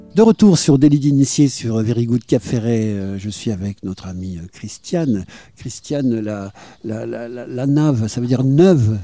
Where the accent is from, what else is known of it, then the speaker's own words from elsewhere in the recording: Bordeaux, Nouvelle-Aquitaine, France; quand j'étais enfant et que je venais ici en tant que Bordelais